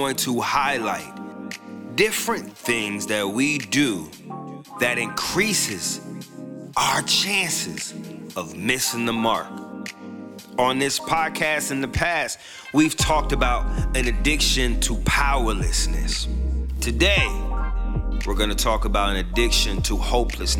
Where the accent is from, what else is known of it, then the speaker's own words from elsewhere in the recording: Tampa, Florida, United States; my hometown, Tampa, Florida